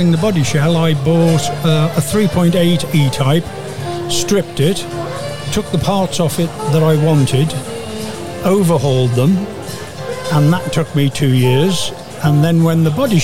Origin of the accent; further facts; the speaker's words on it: Isle of Man; moved away; I come from the Isle of Man, so speed was always a thing in the Isle of Man with its race and heritage. And I was an apprentice to the local Jaguar garage